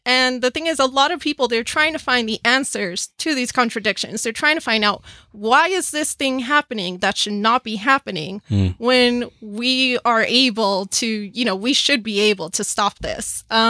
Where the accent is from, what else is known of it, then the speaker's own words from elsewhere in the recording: Cuba; moved away; We're from Cuba.